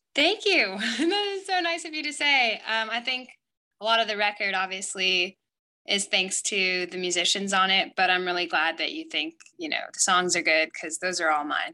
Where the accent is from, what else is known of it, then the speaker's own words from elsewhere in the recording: Paris, Île-de-France, France; moved away; also born or lived in Italy; I grew up, especially like in a culture in Paris